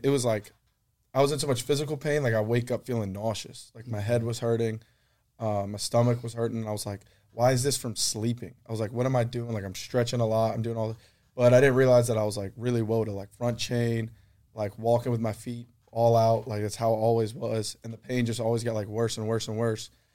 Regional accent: Baton Rouge, Louisiana, United States; I'm from Baton Rouge

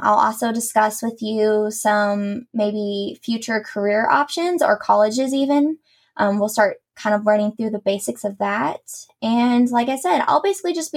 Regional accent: Columbus, Indiana, United States; I am born and raised in Columbus, Indiana

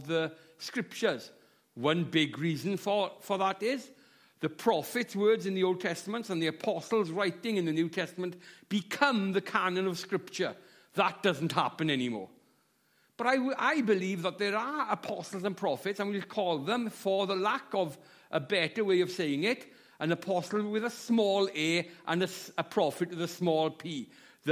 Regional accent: Llanelli, Wales, United Kingdom; moved away as an adult; now in Swansea, United Kingdom; I'm from South Wales. I'm from a town called Llanelli, but I live in Swansea

